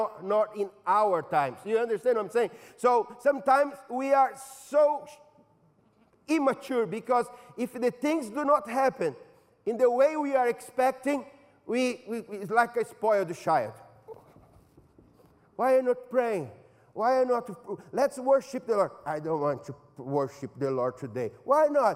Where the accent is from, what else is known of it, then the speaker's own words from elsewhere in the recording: São Paulo, Brazil; moved away; In São Paulo, my hometown